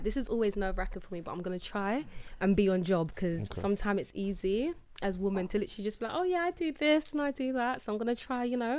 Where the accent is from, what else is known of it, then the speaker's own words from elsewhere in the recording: London, United Kingdom; I'm from South.